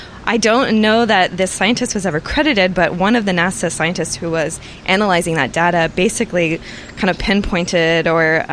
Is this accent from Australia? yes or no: no; Austin, Texas, United States; also born or lived in Llano, Texas; now in San Antonio, United States; I grew up in Austin, but I spent my summers in Llano, Texas